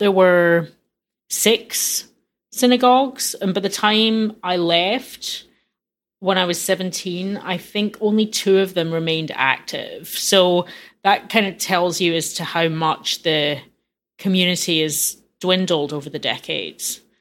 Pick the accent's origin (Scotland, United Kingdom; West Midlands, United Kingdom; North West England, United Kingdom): Scotland, United Kingdom; Glasgow; moved away; growing up in Glasgow